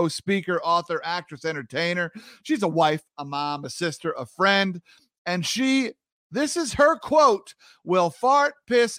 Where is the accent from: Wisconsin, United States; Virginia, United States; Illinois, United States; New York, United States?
New York, United States; a fellow New Yorker